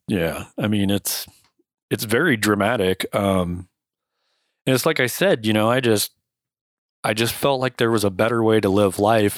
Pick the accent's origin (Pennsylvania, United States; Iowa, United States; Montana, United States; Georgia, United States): Iowa, United States; Cedar Rapids; I was born in Cedar Rapids, Iowa, raised in Cedar Rapids, Iowa for most of my childhood